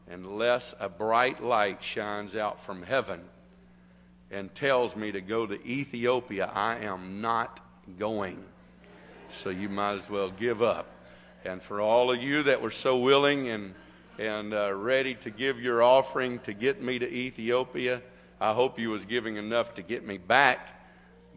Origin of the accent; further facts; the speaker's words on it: United States; I am an American still today.